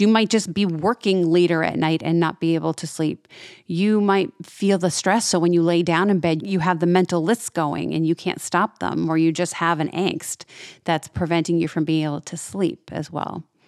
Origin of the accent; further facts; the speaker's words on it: New England, United States; now in Florida, United States; I'm from New England originally, so I know I, I grew up this way